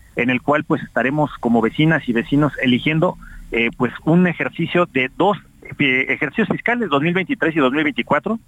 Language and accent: Spanish; Mexico; como mexicanos y mexicanas